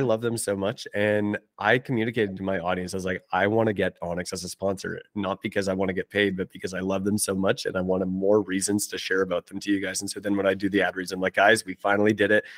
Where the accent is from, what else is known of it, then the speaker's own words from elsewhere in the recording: Canada; I'm Canadian